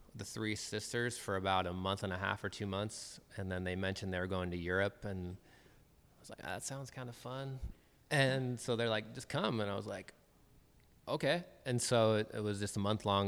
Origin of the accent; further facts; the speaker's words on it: Federal Way, Washington, United States; also born or lived in Bellingham, Washington; I was born in Federal Way, um, and I've lived. I lived there until I graduated high school